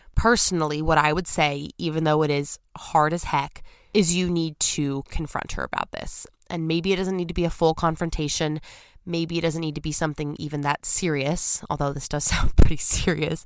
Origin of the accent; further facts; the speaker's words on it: California, United States; moved away as an adult; as a Californian